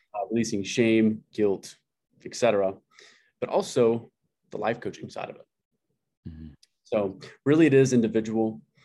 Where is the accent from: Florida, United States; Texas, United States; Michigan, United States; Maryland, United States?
Texas, United States; Amarillo; I grew up in Amarillo, Texas